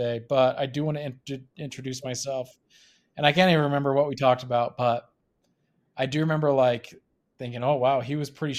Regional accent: Logan, Utah, United States; moved away as an adult; now in Utah County, United States; I'm originally from Logan. I moved down to Utah County for work

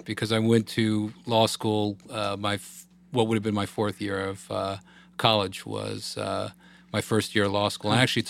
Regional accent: Northern Virginia, United States; also born or lived in Los Angeles, California; For a family that was from the city and eventually Long Island. But for the most part, I grew up outside of D.C. in Northern Virginia.

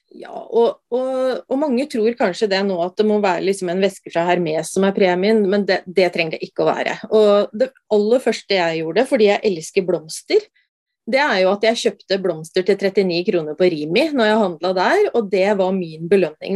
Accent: Brumunddal, Innlandet, Norway; jeg er eh, fra Brumunddal og veldig jordnær

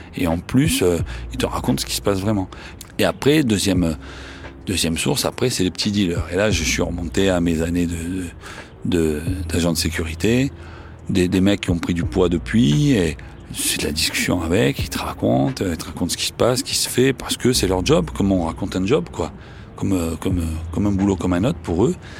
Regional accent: Marseille, Provence-Alpes-Côte d'Azur, France; accent: Marseillais; j'ai un accent marseillais

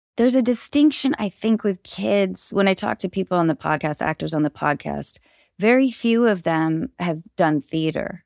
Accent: Seattle area, Washington, United States; also born or lived in Baltimore, Maryland; I was born in Baltimore, and I moved to the Seattle area when I was six

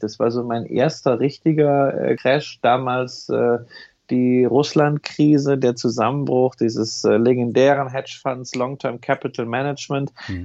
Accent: Berlin, Germany; in meiner Heimatstadt in Berlin

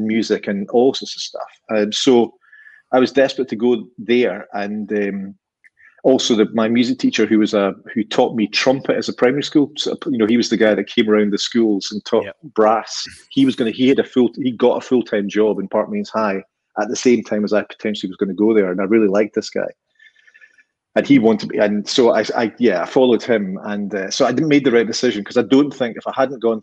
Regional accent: Inchinnan, Scotland, United Kingdom; now in Bridge of Allan, United Kingdom; I lived in Inchinnan when I was growing up in Renfrewshire.

